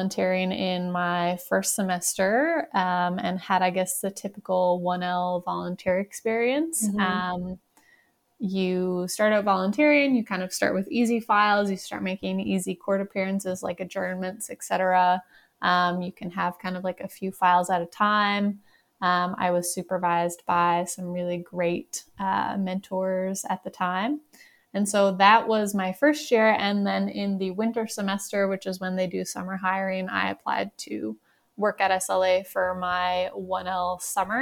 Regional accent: Newfoundland and Labrador, Canada; moved away as an adult; also born or lived in Montreal, Canada; now in Calgary, Canada; I'm originally from Newfoundland

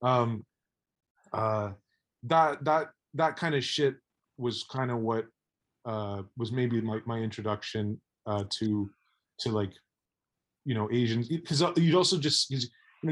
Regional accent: Mississauga, Ontario, Canada; I grew up in Mississauga, which is outside of Toronto.

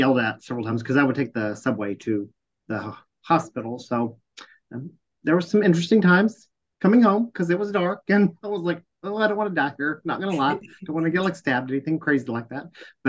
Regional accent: Texas, United States; been here all my life.

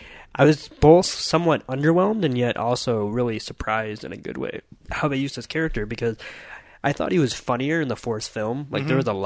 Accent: United Kingdom; as a British TV nerd

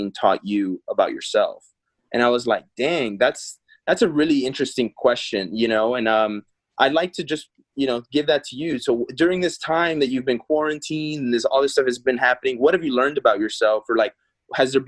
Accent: Texas, United States; also born or lived in Peru; now in Los Angeles, United States; I was Texas raised, but I was born in Peru

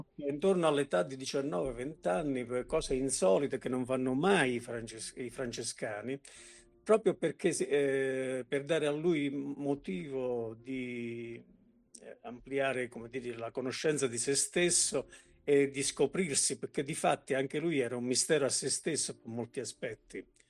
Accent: Potenza, Basilicata, Italy; io sono un potentino

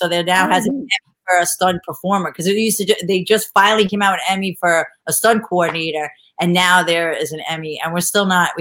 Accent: New York, United States; moved away; I'm from New York

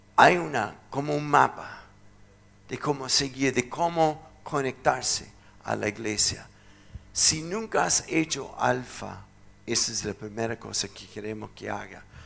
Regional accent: United States; Spanish is a second language; moved away; soy gringo

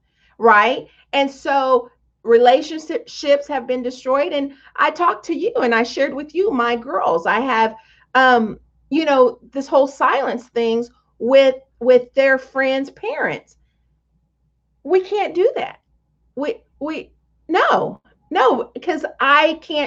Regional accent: Tonganoxie, Kansas, United States; I grew up in Tonganoxie, Kansas

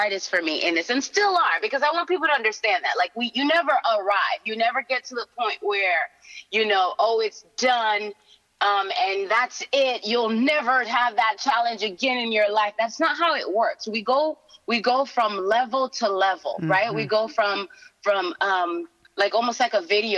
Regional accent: Haiti; moved away; I'm from Haiti

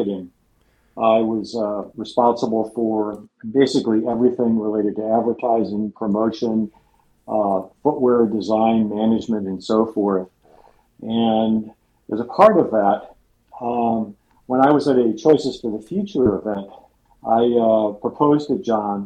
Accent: just outside of Ann Arbor, Michigan, United States; now in San Francisco, United States; I grew up just outside of Ann Arbor, Michigan

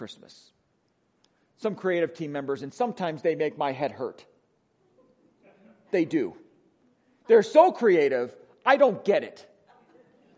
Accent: Wisconsin, United States; accent: Wisconsin; moved away; my Wisconsin accent

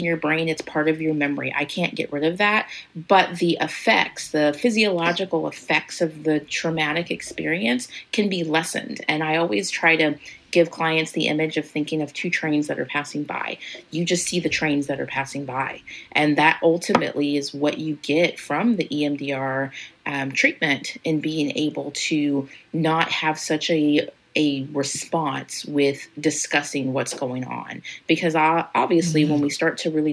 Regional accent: Kansas, United States; moved away as an adult; now in Missouri, United States; I'm from Kansas.

